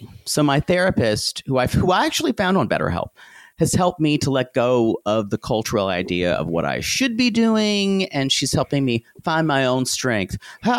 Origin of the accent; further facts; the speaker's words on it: the South, United States; growing up in the South meant never congratulating yourself on anything